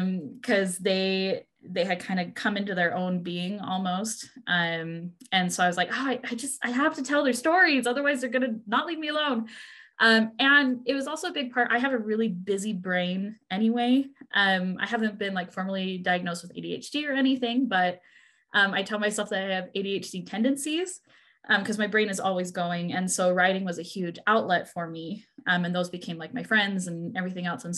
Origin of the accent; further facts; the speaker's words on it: Washington, United States; I did most of my growing up in Washington